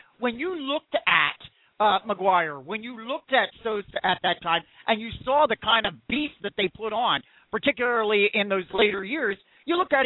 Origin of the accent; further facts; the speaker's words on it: Philadelphia, Pennsylvania, United States; I'm from the Philadelphia region